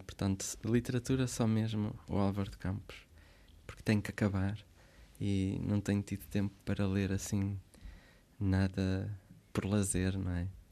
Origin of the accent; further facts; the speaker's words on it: Santo Tirso, Porto District, Portugal; moved away as an adult; also born or lived in Switzerland / Braga; now in Santa Maria, Portugal; Nasci na Suíça, vivi lá até aos sete anos. Depois eles regressam como como bons imigrantes que uhum. conseguiram aquilo que queriam, que era fazer uma casa, pagá-la, regressaram, fizeram o resto da vida em Santirce, que é um, uma cidade do distrito de Porto, e cresci ali